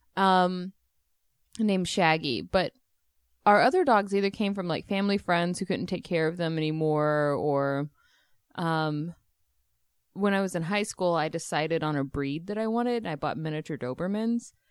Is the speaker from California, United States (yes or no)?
no; Texas, United States; I grew up in Texas